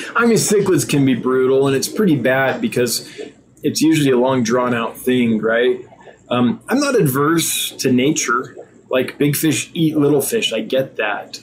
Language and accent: English; United States; I'm an American